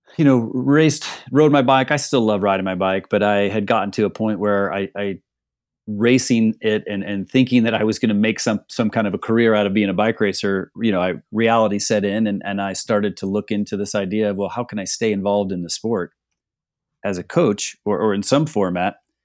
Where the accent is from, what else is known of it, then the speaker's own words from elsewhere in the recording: Northeast Ohio, United States; growing up in Northeast Ohio, our summers are pretty short